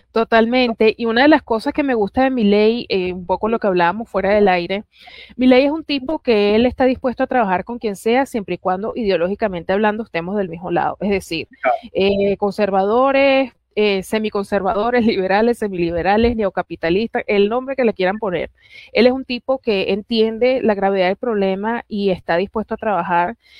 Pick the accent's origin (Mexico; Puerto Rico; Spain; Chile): Puerto Rico; now in Caracas, Venezuela; nací en Caracas, criada en Puerto Rico, orgullosamente